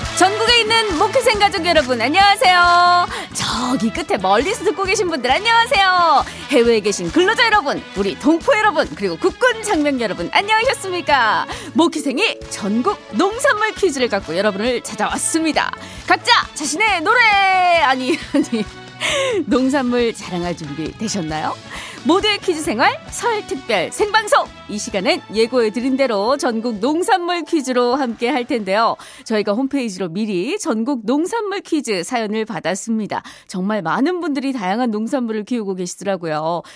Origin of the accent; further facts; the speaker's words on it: Daegu, South Korea; moved away; 저의 고향인 대구가